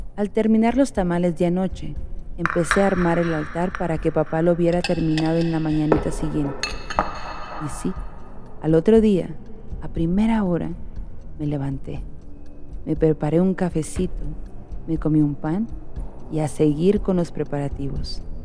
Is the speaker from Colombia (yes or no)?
no; Oaxaca, Mexico; now in Michigan, United States; Como buena oaxaqueña